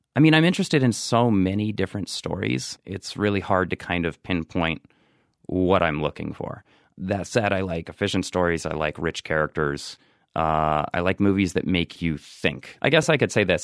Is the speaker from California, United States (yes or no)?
no; Marietta, Ohio, United States; moved away as an adult; also born or lived in New York; I actually grew up in, uh, southeastern Ohio. It's a, it's a small town called Marietta, Ohio